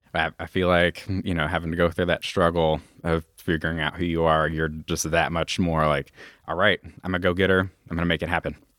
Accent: Louisville, Kentucky, United States; when we lived out over in Hikes Point. And then when I was four years old, we moved out uh, to J Town

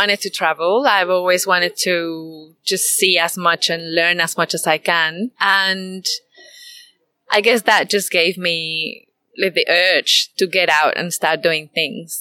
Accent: Mexico City, Mexico; moved away as an adult; also born or lived in Guadalajara; now in Byron Bay, Australia; I was born in Guadalajara, but grew up in Mexico City

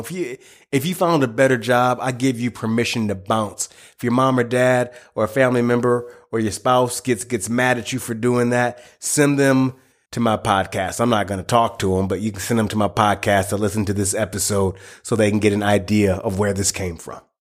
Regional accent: United States; I, I, live in the United States, born and raised in the United States

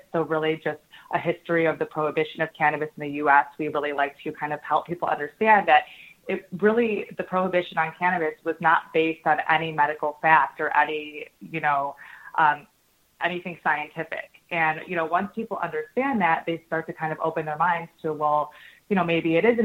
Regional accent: Michigan, United States; also born or lived in Los Angeles; now in Chicago, United States; I'm from Michigan

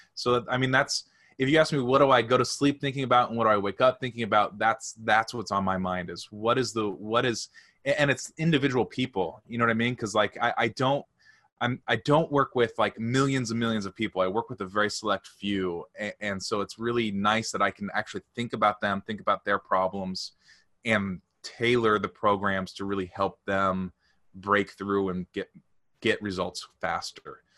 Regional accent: St. Louis, Missouri, United States; I'm from Saint Louis

